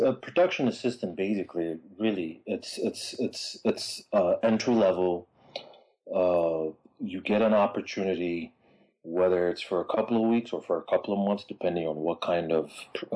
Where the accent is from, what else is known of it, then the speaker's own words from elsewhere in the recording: Addis Ababa, Ethiopia; moved away as an adult; now in Los Angeles, United States; Born and raised in Addis Ababa, Ethiopia, 1975